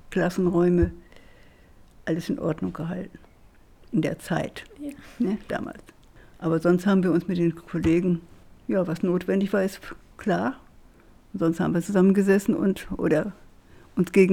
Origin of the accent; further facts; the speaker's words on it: Schwitten, North Rhine-Westphalia, Germany; Und ich bin ja in Schwitten groß geworden.